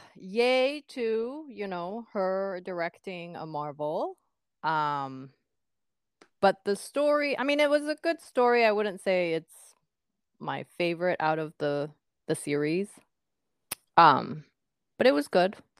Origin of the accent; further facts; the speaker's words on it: Japan; moved away as an adult; now in United States; I grew up in Japan until you know the first half of my, not first half but uh, until I was what first year college